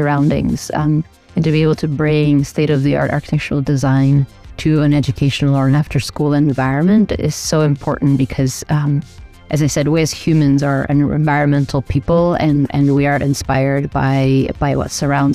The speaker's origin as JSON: {"language": "English", "country": "Albania", "also_born_or_lived": "New York, United States", "moved": "yes", "lives_now": "El Paso, United States", "said": "I'm originally from Albania. I'm an immigrant"}